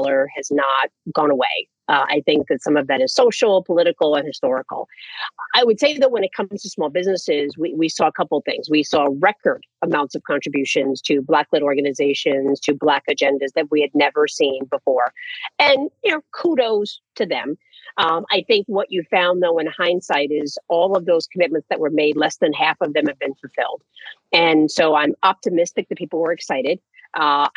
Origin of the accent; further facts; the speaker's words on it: New York City, New York, United States; I'm from New York City